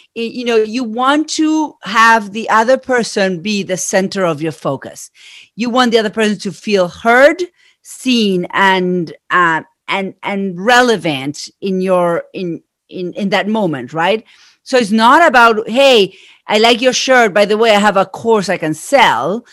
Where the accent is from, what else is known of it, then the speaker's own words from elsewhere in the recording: Argentina; accent: Argentine; moved away; I am from Argentina. That's where my accent is from